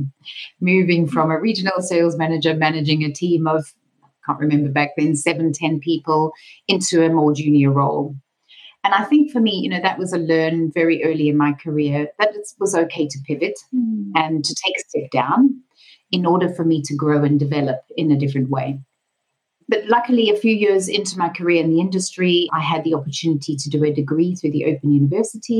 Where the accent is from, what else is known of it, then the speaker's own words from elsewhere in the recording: Durban, KwaZulu-Natal, South Africa; moved away; I'm originally from South Africa. And coincidentally, as we found out when we first met, also from Durban. So growing up in the 70s and 80s